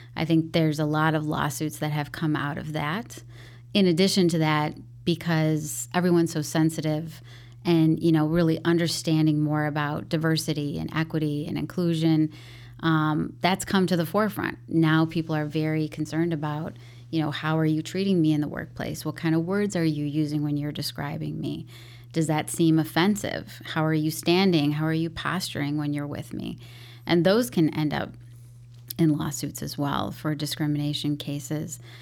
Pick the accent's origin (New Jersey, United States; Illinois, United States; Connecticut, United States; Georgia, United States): Illinois, United States; Chicago; first language English; also born or lived in Mexico; I grew up in Beverly, so very predominant Irish neighborhood.